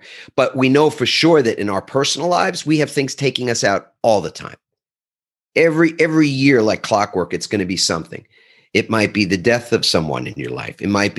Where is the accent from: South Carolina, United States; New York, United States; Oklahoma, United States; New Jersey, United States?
New York, United States; And I'm originally from the East Coast of the United States, New York. And as my brethren from that area would probably say